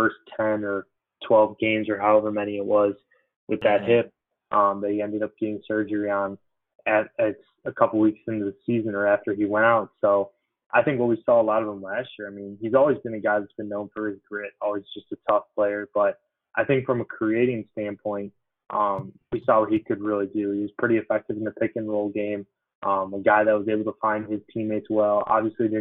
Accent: Chicago suburbs, Illinois, United States; being an Illinois kid too, growing up in the Chicago suburbs

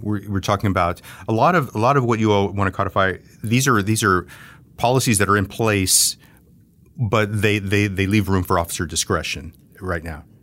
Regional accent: the Rio Grande Valley, Texas, United States; I grew up in the Valley. I've spent most of my life in Texas

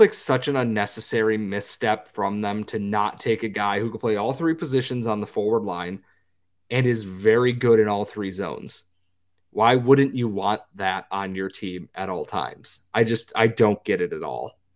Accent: United States

